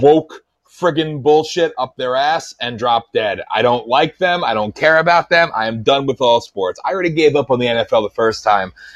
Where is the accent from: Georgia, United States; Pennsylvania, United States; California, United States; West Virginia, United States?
Pennsylvania, United States